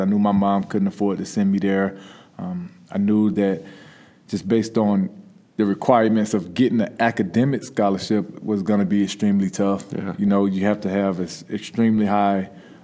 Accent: Shellman, Georgia, United States; growing up in Shelman, Georgia

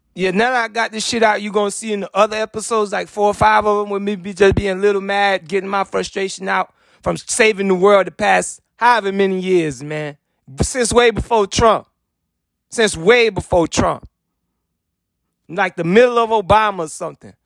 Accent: United States; I'm American.

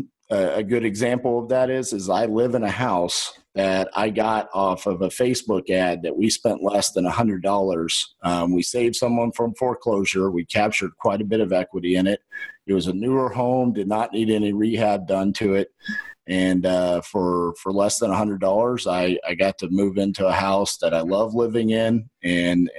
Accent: Texas, United States; accent: Texan

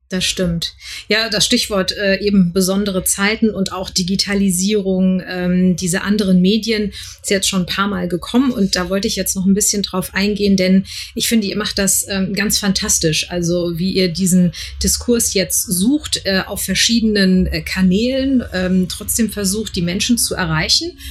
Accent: Frankfurt, Hesse, Germany; ich bin auch gebürtige Frankfurterin

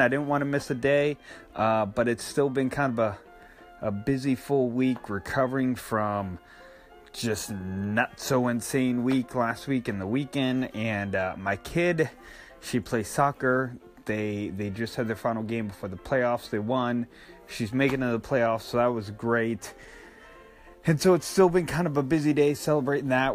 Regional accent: Northeast, United States; moved away; I grew up and especially in the Northeast, we had not only regular bologna, but we had Lebanon bologna

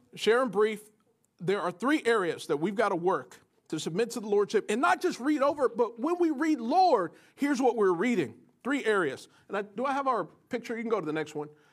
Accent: United States; as Americans, if we, if we grew up in the West in particular

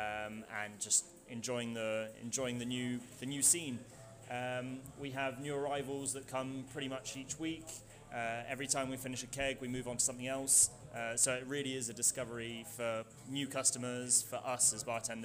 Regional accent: High Wycombe, South East England, United Kingdom; moved away as an adult; now in Bordeaux, France; I was born in the northwest, born in the UK, northwest London, near High Wycombe

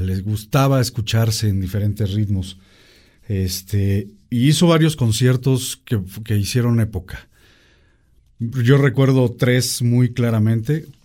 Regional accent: Mexico; queremos los mexicanos

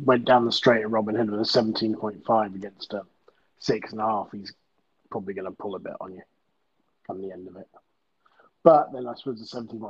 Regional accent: United States; moved away; I grew up racing in the States

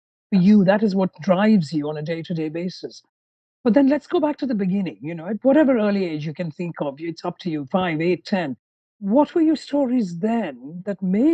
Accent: India; moved away; I grew up in India

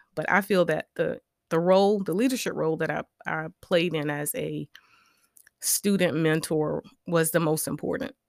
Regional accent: Orangeburg, South Carolina, United States; I was raised in Orangeburg, South Carolina

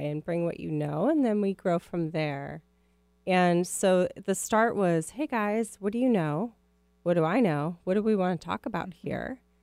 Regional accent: Minneapolis, Minnesota, United States; now in West Coast, United States; I grew up in Minneapolis

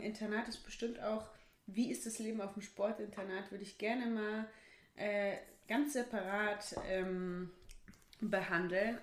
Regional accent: Bochum, North Rhine-Westphalia, Germany; bei uns in Wattenscheid

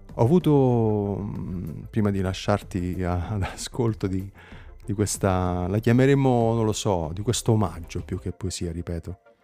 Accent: Campania, Italy; da Campano

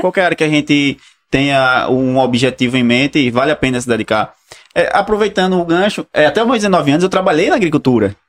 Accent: Alagoas, Brazil; eu, particularmente, sou natural de Alagoas, do, do né? interior. Hum. E morava na zona rural

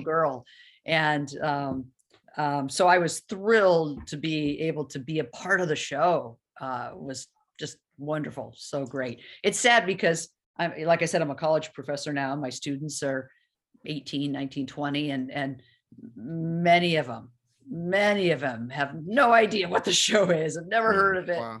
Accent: Los Angeles, California, United States; also born or lived in Chicago / Livonia, Michigan / Ann Arbor, Michigan; I moved to Los Angeles and I grew up in Los Angeles

